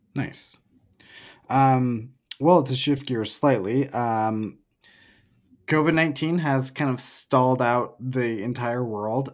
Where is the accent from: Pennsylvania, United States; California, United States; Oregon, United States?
Oregon, United States; moved away as an adult; also born or lived in Portland, Oregon; now in Salt Lake City, United States; I'm from Oregon. I lived in Portland before moving to Salt Lake